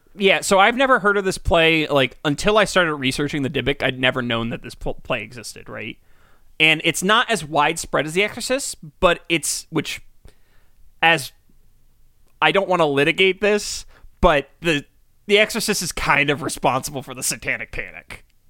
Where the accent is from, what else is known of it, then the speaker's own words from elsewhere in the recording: United States; we grew up in America